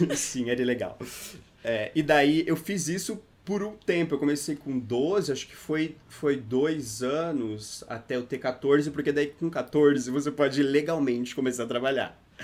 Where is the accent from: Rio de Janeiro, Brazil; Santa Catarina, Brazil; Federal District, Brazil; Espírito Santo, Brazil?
Santa Catarina, Brazil; interior of; moved away as an adult; now in São Paulo, Brazil; eu sou do interior de Santa Catarina. Fica três horas de Florianópolis, mais pro sul, assim, de Santa Catarina, é uma cidade chamada Sara